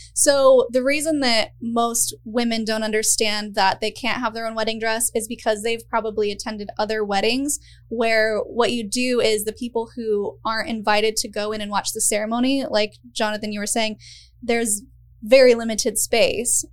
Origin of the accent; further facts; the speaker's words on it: Utah, United States; moved away; I grew up in Utah, which is its own beast of a thing